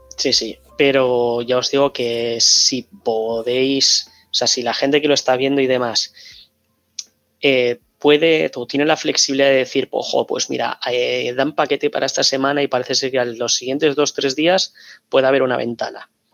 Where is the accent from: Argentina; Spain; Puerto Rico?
Spain; Bilbao, Basque Country; soy de Bilbao